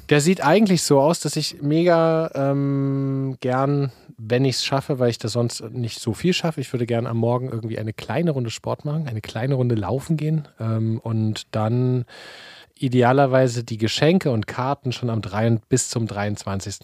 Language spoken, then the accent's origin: German; Leipzig, Saxony, Germany; moved away; Wir kommen ja aus Leipzig